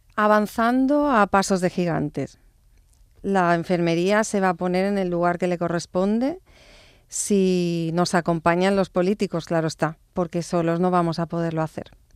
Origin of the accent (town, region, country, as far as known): Barcelona, Catalonia, Spain; born or raised there; also born or lived in Stratford-upon-Avon, England